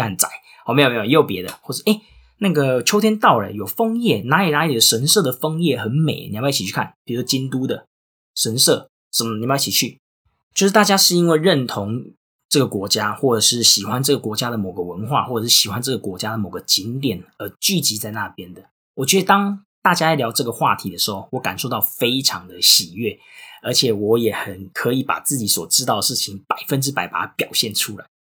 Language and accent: Chinese; Tainan, Taiwan; moved away as an adult; also born or lived in Singapore; 我不是高雄人好吗？我是台南人